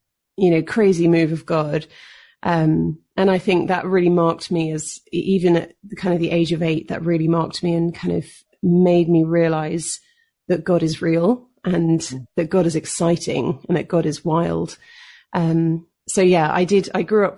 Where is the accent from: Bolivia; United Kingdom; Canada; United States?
United Kingdom; London; moved away as an adult; I'm born and raised in London, UK